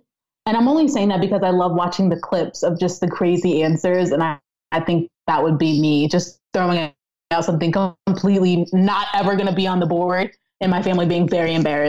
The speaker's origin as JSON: {"language": "English", "region": "the South", "country": "United States", "tie": "born or raised there", "said": "I'm a great chef, and I grew up in the South, right? So think about like those Southern dishes that I definitely grew up learning."}